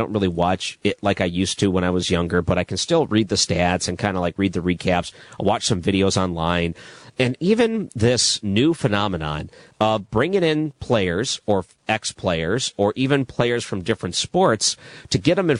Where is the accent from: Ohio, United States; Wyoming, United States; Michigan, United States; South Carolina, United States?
Michigan, United States; Detroit; now in Wisconsin, United States; I grew up in Detroit in the 90s and early 2000s.